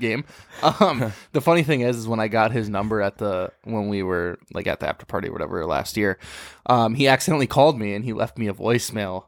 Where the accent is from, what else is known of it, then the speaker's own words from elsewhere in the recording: South St. Paul, Minnesota, United States; I grew up in Sault Ste. Paul